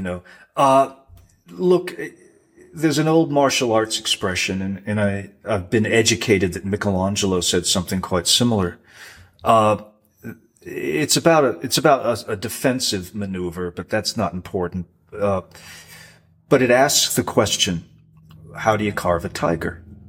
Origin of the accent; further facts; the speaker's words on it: Rhode Island, United States; growing up in Rhode Island playing pond hockey with fishermen's kids